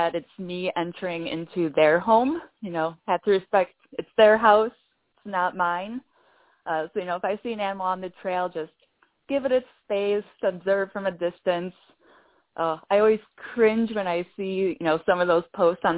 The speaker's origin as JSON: {"language": "English", "region": "Wisconsin", "country": "United States", "tie": "born or raised there", "moved": "as an adult", "lives_now": "New Hampshire, United States", "said": "I grew up in Wisconsin and hiked a lot there"}